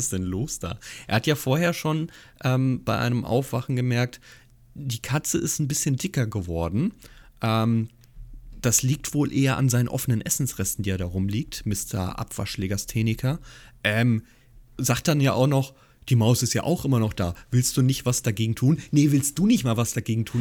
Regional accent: Hesse, Germany; Als gebürtiger Hesse

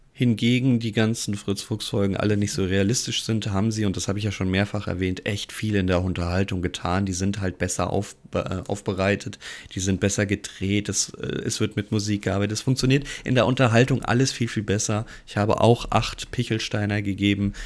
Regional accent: Giessen, Hesse, Germany; now in Hamburg, Germany; ich bin gebürtig aus Hessen, ähm, geboren in Gießen

